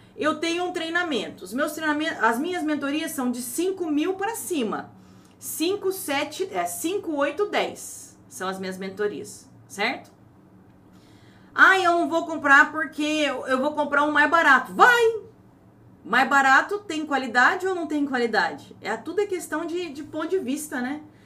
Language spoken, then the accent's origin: Portuguese; Ourinhos, São Paulo, Brazil; Se eu nasci em Ourinhos, estado de São Paulo, não sou brasileira?